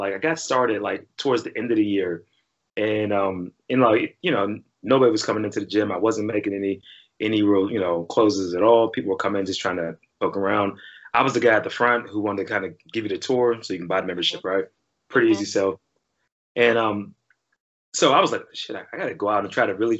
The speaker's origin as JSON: {"language": "English", "town": "Pittsburgh", "region": "Pennsylvania", "country": "United States", "said": "I'm from Pittsburgh."}